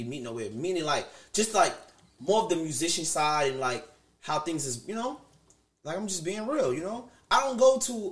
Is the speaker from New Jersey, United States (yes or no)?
yes; New Jersey, United States; now in Queens, United States; most of my childhood, I grew up in Jersey, too